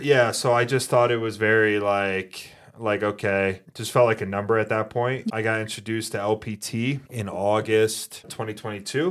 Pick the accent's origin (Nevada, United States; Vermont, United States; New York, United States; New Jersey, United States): New York, United States; moved away as an adult; also born or lived in Fort Carson, Colorado; now in Colorado, United States; originally from New York